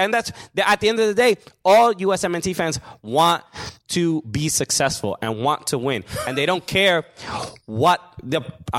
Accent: New York, United States; We're talking about it, and I grew up around Mexican people

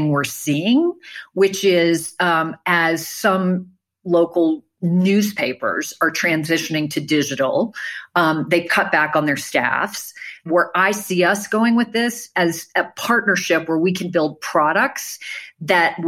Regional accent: New Orleans, Louisiana, United States; I'm from New Orleans

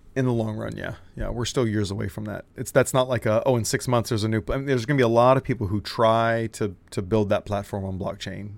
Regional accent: Texas, United States; my dad raised me saying, you know, be a Texan first, American second. That's how Texans think. We're, we're Texan first, American.

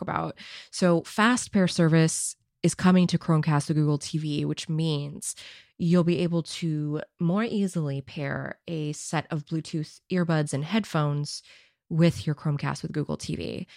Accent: San Jose, California, United States; my birthplace of San Jose

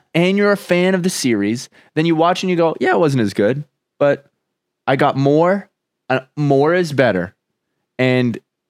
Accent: Arizona, United States; It's on a show called Homegrown. Because we're from Arizona, technically.

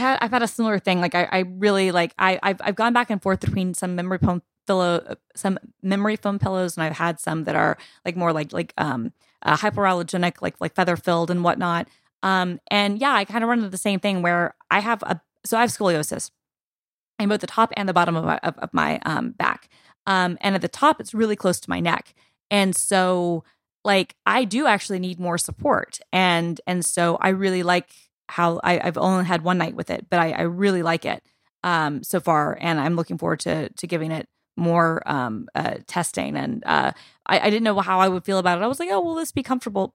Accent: United States; this is me as an American speaking

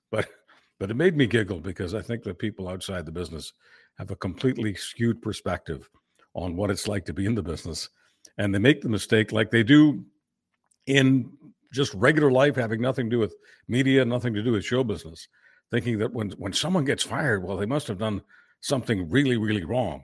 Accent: Canada; as a Canadian

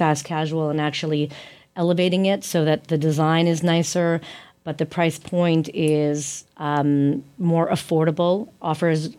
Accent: Canada; as a Canadian woman

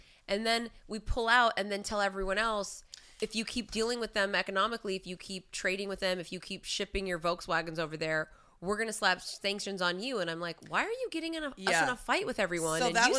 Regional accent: United States; accent: American flat; my American flat accent

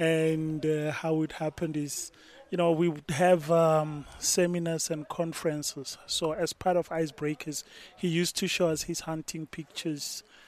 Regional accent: Brits, North West, South Africa; now in Pretoria, South Africa; And I'm in Pretoria. My house is in Pretoria.

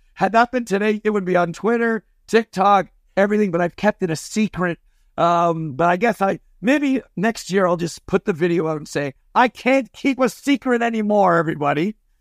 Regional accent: Canada

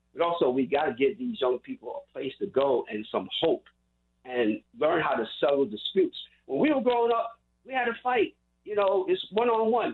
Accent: New York City, New York, United States; I grew up in Queens, Jamaica, Queens

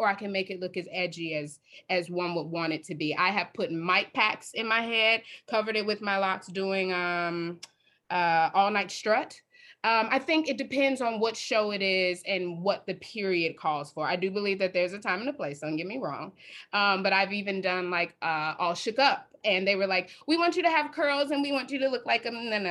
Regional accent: Chicago, Illinois, United States; I'm from Chicago, South Side. So I am from Chicago, born and raised

